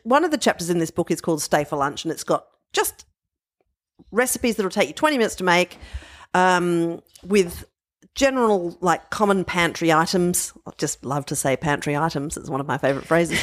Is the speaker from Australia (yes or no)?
yes; Adelaide Plains, South Australia, Australia; growing up on the Adelaide Plains